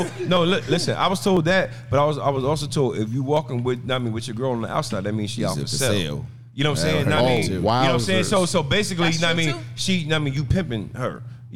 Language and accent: English; New Jersey, United States; I'm a Jersey nigga.